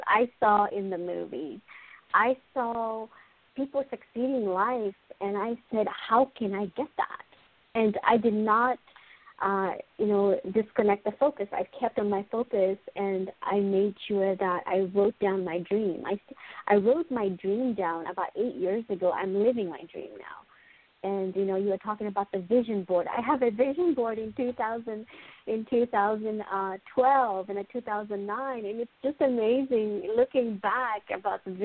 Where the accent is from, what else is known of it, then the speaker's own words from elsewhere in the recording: Mozambique; moved away; also born or lived in Zambia; So I am originally from Mozambique